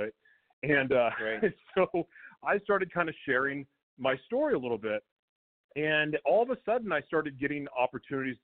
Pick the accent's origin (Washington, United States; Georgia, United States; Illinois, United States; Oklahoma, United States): Oklahoma, United States; I grew up in Oklahoma